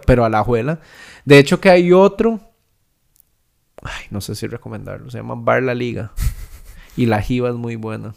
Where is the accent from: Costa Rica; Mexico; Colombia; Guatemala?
Costa Rica; Santa Ana, San José; Yo crecí en Santana.